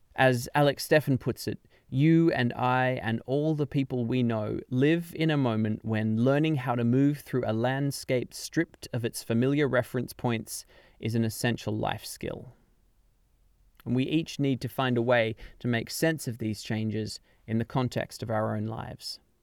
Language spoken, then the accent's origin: English; Canberra, Australian Capital Territory, Australia; moved away as an adult; now in London, United Kingdom; My hometown of Canberra in Australia